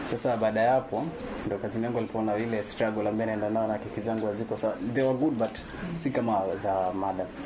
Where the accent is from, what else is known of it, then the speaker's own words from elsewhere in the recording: Likoni, Mombasa County, Kenya; Nimetoka maeneo ya Likoni.